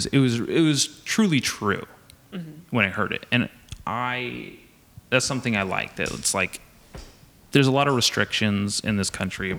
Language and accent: English; Nipomo, California, United States; I grew up in Napomo